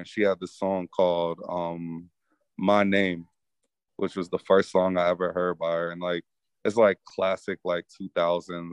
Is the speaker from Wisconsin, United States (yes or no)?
yes; Milwaukee, Wisconsin, United States; a Midwesterner by heart, by way of Milwaukee, Wisconsin, it's like I grew up where my mom, she'd have parties in the living room